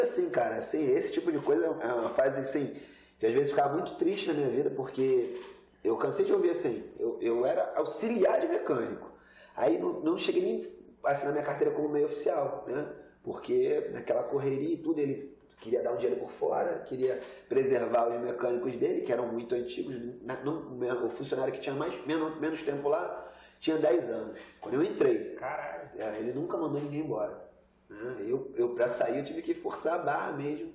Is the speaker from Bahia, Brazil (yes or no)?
no; Rio de Janeiro, Brazil; eu nasci aqui no Rio de Janeiro